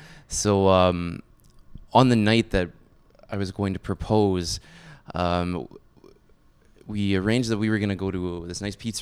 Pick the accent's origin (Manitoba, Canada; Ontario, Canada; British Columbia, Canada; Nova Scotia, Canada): Ontario, Canada; Hamilton; I was from Hamilton.